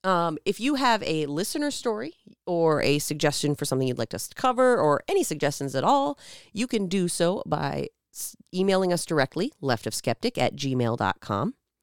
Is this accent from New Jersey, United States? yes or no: no; Minnesota, United States; accent: Minnesota